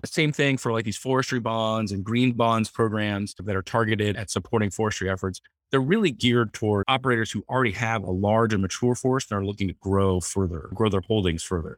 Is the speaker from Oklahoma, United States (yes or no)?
no; Palo Alto, California, United States; I grew up in Palo Alto, right in the, the, the heart of Silicon Valley